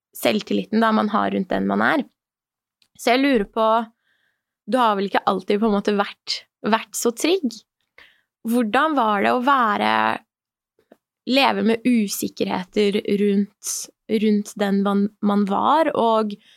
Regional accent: Norway; also born or lived in Iran; som iraner i Norge, selv om jeg kom hit når jeg var tre år Jeg har jo vokst opp hele livet mitt her

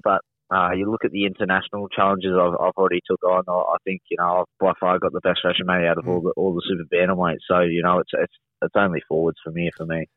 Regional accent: Wollongong, New South Wales, Australia; down in Wollongong, down my hometown

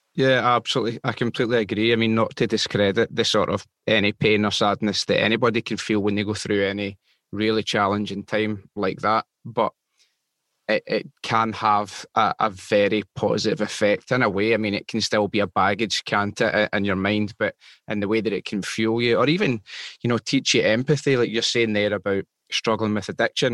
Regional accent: Glasgow, Scotland, United Kingdom; I was born in Glasgow

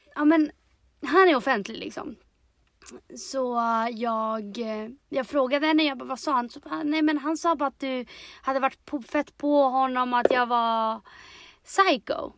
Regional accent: Chile; now in Sweden; jag är i mitt hemland

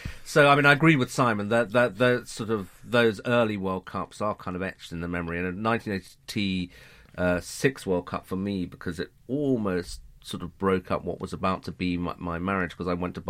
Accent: England, United Kingdom; also born or lived in Belgium; as an English person

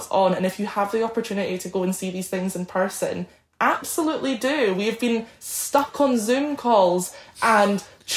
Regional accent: Scotland, United Kingdom; I'm Scottish

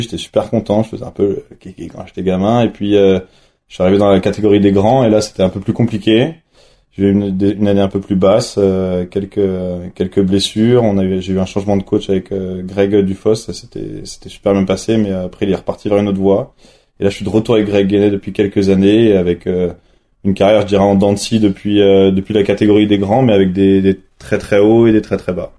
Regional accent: Nantes, Pays de la Loire, France; now in La Plagne, France; originaire de Nantes

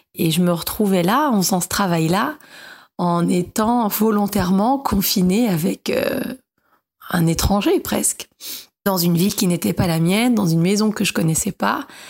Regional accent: Paris, Île-de-France, France; j'ai 37 ans, je viens de Paris, je suis journaliste indépendante

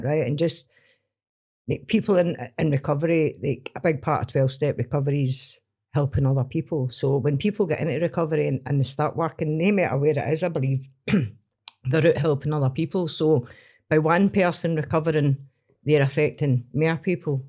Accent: Stranraer, Scotland, United Kingdom; I grew up in Stream Ross, so it was farm jobs, factory jobs, and jobs on the boat

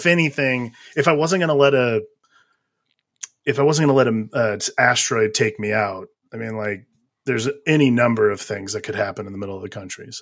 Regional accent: Ohio, United States; Bill Watterson lives like 10 minutes from where I grew up in Ohio

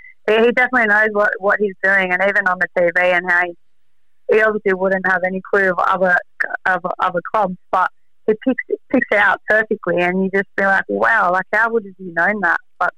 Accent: Sydney, New South Wales, Australia; even though I'm born and bred in South Sydney for life, I had a soft spot for Storm

